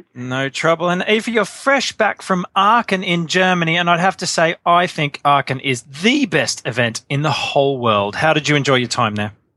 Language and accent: English; Australia; I'm Australian